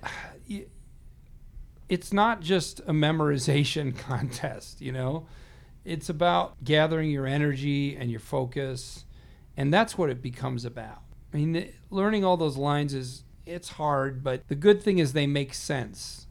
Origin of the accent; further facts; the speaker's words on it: Chicagoland area, Illinois, United States; we're both from the Chicagoland area.